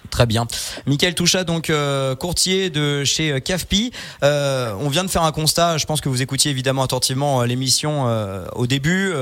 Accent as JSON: {"language": "French", "area": "Haute-Savoie", "region": "Auvergne-Rhône-Alpes", "country": "France", "said": "chez nous en Haute-Savoie et dans notre région"}